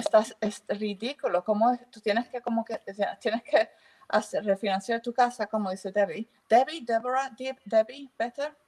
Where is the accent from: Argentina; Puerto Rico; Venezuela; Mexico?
Puerto Rico; also born or lived in England; now in United Kingdom; yo vengo de Puerto Rico